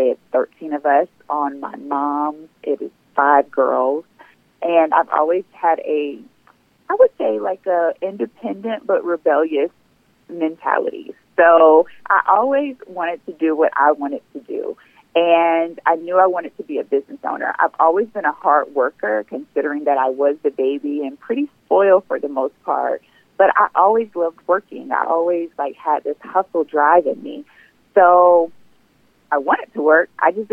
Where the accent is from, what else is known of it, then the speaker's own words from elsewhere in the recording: Sumter, South Carolina, United States; moved away as an adult; now in Atlanta, United States; I am originally from South Carolina, Sumter, South Carolina, to be exact. I moved to Atlanta about 15 years ago with the pursuit of trying to complete my undergrad